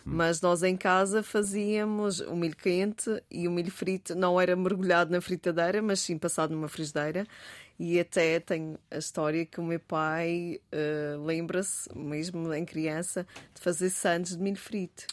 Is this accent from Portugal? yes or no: yes; Madeira, Portugal; a nossa tradição madeirense, como portuguesa